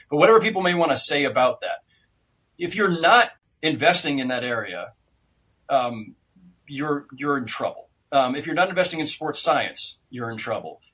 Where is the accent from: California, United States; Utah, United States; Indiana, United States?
California, United States; Bay Area; moved away as an adult; also born or lived in Los Angeles; as a kid growing up in the Bay Area, I was raised to you know despise all things